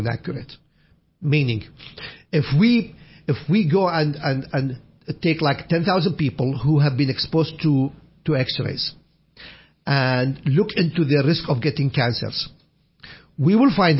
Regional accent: Iraq; moved away; When we were kids, I would walk 1 mile to go to a library that only opens in the winter time, not in the summer, in my hometown, Al-Qushayr, Iraq

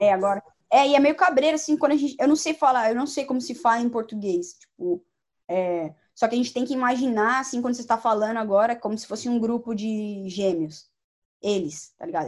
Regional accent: São Paulo, Brazil; moved away as an adult; now in United States; a gente é de São Paulo

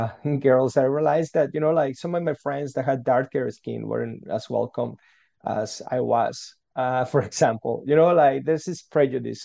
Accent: Guadalajara, Jalisco, Mexico; English is a second language; moved away as an adult; now in Canada; I'm from Mexico. That's where I grew up, from a city called Guadalajara

